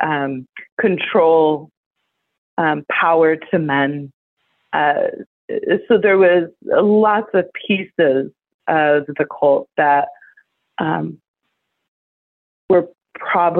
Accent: Las Vegas, Nevada, United States; now in Portland, United States; I was raised in Las Vegas, Nevada, actually outside of Las Vegas, Nevada, very rurally in a trailer with my eight brothers and sisters

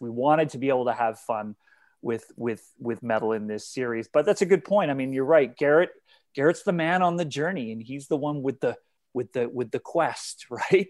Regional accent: Canada; I'm Canadian

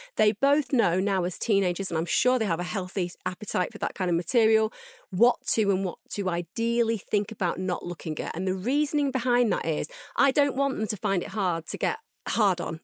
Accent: United Kingdom

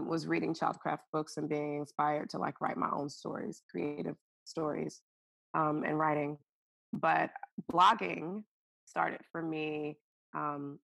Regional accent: Alabama, United States; moved away as an adult; also born or lived in Seattle, Washington / Hawaii; now in Seattle area, United States; I'm originally from Alabama, but have lived in Seattle, in the Seattle area.

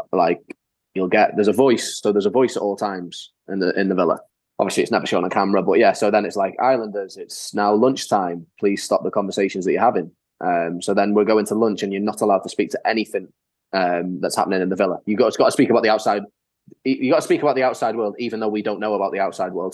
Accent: North Wales, United Kingdom; accent: North Walian; I'm from North Wales. Like I've lived my whole life in Wales.

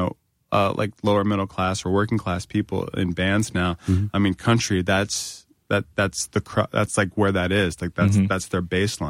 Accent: North Carolina, United States; I'm from North Carolina, just like to point that out.

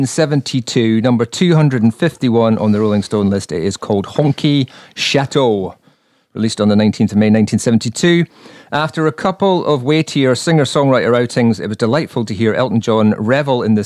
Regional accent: Edinburgh, Scotland, United Kingdom; I'm from Edinburgh

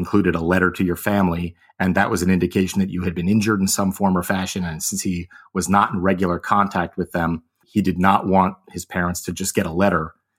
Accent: Connecticut, United States; I am originally from Connecticut. My family traces its roots through New York.

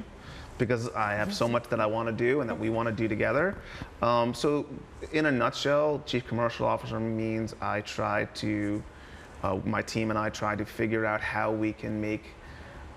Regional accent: New Jersey, United States; also born or lived in New York; I'm born and bred in New Jersey

